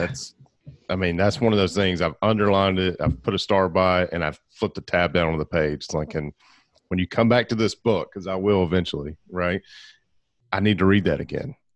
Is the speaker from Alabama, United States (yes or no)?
yes; Alabama, United States; also born or lived in Gadsden, Alabama / Birmingham, Alabama; I grew up in Alabama, and I spent all of the last ten years of my life, uh, in Gadsden and Birmingham.